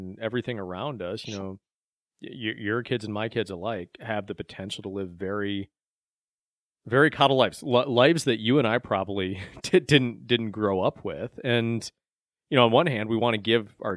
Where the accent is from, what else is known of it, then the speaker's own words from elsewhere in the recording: Beloit, Wisconsin, United States; I grew up in Beloit, Wisconsin.